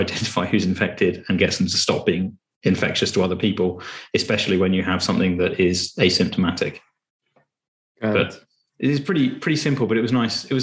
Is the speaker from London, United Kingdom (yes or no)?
no; Cambridge, East of England, United Kingdom; I grew up in Cambridge with an entrepreneurial family.